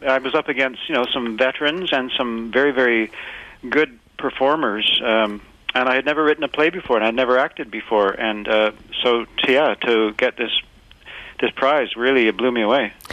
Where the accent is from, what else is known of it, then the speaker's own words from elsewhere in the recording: Winnipeg, Manitoba, Canada; moved away; was born in Winnipeg